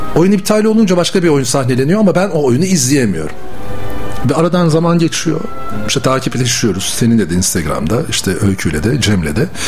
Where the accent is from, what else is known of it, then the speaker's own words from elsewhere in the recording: Ezine, Çanakkale, Turkey; now in Bursa, Turkey; Ben Çanakkale Ezine doğumluyum